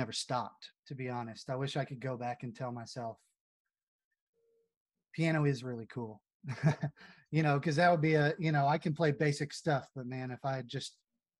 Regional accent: Abilene, Texas, United States; growing up in Abilene, Texas

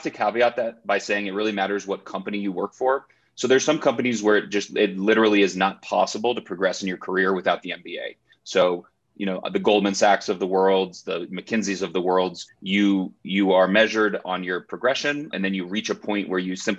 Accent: New Mexico, United States; moved away as an adult; also born or lived in Massachusetts / Chicago; I grew up in New Mexico and then went to Harvard College for undergrad.

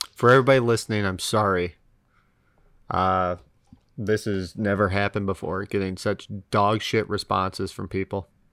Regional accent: United States; as an American

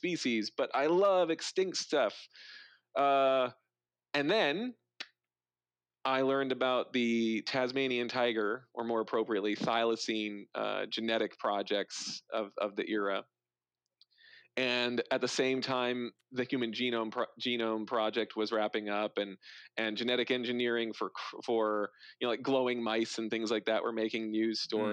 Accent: North Dakota, United States; I grew up in North Dakota

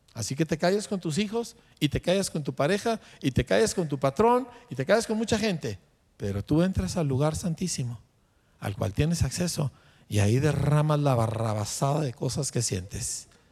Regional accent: Mexico; a mí como mexicano

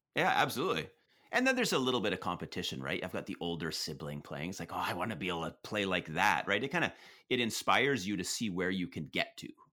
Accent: Prince George, British Columbia, Canada; now in Toronto, Canada; I grew up in Prince George, B C

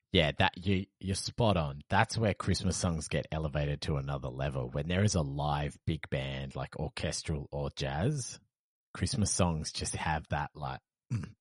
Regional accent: Perth, Western Australia, Australia; moved away; I came from Perth, which is basically just an overglorified country town

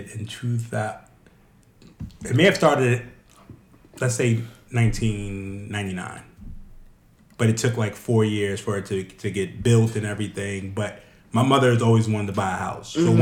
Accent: New York, United States; now in Reisterstown, Maryland, United States; I'm from New York.

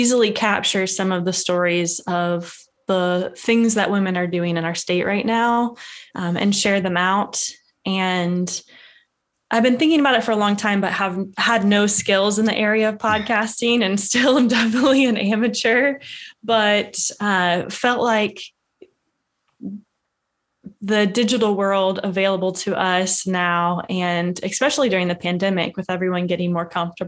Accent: West Virginia, United States; moved away as an adult; I am from West Virginia and moved away for a little period in my life for school and work, and came back about 3.5 years ago.

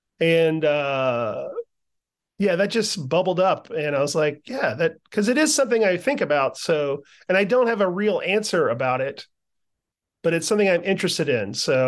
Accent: the South, United States; Yeah, I'm a Southerner, so I have some family from North Carolina and some family from Georgia.

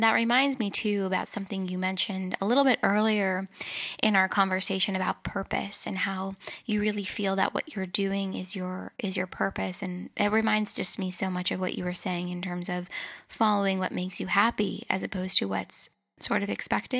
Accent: Los Angeles, California, United States; Growing up in California, in Los Angeles, in the United States, there's that inherent pressure all the time to think a certain way, look a certain way, take your career in a certain direction.

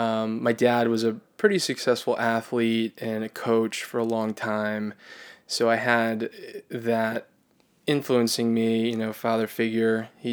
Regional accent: Florida, United States; now in New York, United States; I'm from Florida. I've lived in New York almost 2 years.

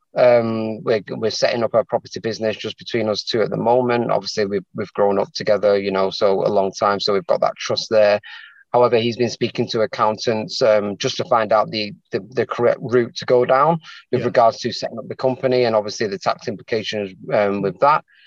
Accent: Manchester, North West England, United Kingdom; moved away as an adult; now in London, United Kingdom; born and bred in Manchester, um, but then I've moved down to London just over a year now to be with my partner

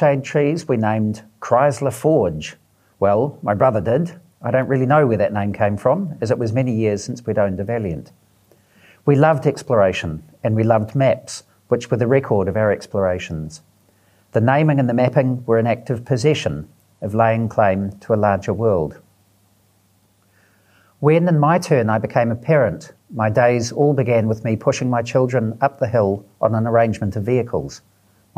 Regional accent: Auckland, New Zealand; we grew up in Auckland

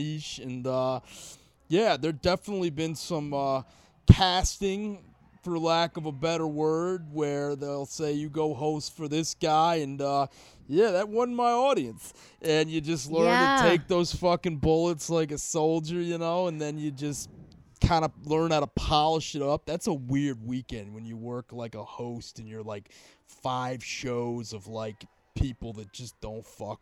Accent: Washington, District of Columbia, United States; I'm from here, from D.C.

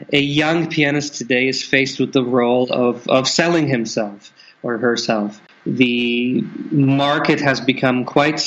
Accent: Canada; moved away; Being born in Canada

